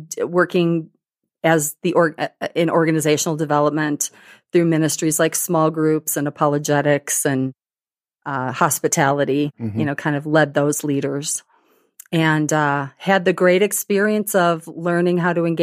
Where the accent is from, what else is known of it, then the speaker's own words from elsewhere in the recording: Burlington, Wisconsin, United States; I grew up in Burlington, Wisconsin.